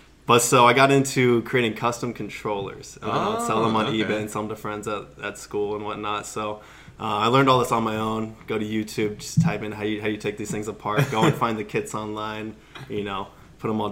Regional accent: Scottsdale, Arizona, United States; born and raised in Scottsdale, Arizona

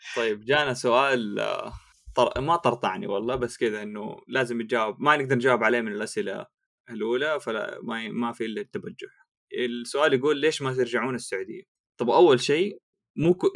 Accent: Jeddah, Makkah Province, Saudi Arabia; moved away; انا من جده

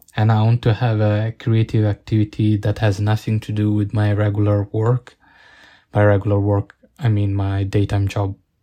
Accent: Italy; growing up in Italian, Italian countryside

